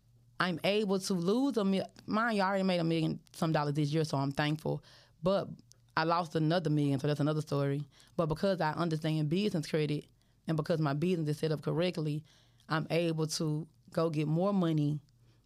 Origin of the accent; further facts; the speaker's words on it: Memphis, Tennessee, United States; I'm from Memphis